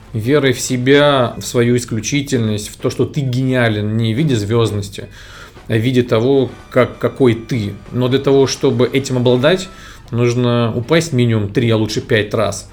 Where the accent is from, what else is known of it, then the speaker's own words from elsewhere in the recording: Moscow, Russia; Я родился в Москве